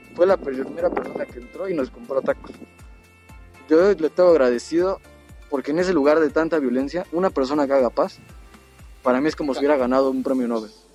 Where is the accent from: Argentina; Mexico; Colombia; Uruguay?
Mexico; soy mexicano